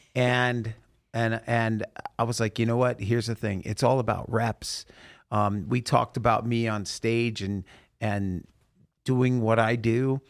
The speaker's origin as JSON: {"language": "English", "town": "Salem", "region": "Oregon", "country": "United States", "tie": "born or raised there", "moved": "yes", "said": "do I get to go to my hometown, I don't know if I told you this, Chase, but I got to go into the Elsinore Theater where I saw Grease play"}